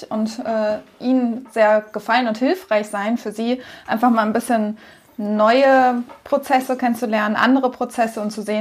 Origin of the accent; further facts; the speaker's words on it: Schwarmstedt, Lower Saxony, Germany; Also, ich komme aus der Nähe von Hannover ursprünglich, ähm, aus Schwarmstedt einem Ort, den man nur kennt, weil da dauernd Stau ist.